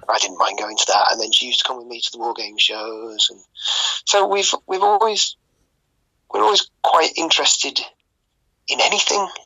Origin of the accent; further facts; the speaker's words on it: United Kingdom; I'm British